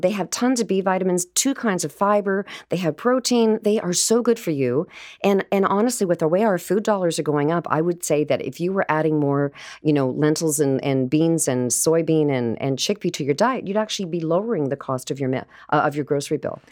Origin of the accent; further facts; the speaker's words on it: Vancouver, British Columbia, Canada; now in Toronto, Canada; I'm from Vancouver